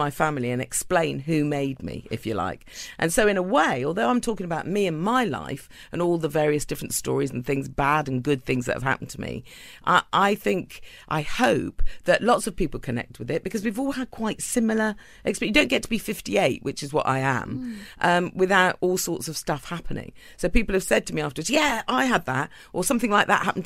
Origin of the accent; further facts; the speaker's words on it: Cornwall, South West England, United Kingdom; I'm from Cornwall in England